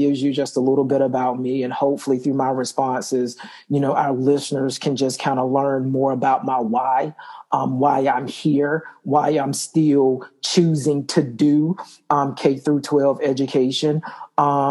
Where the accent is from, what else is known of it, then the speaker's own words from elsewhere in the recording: Wilson, North Carolina, United States; I am from Wilson, North Carolina, which is a small town east of North Carolina. You know, grew up there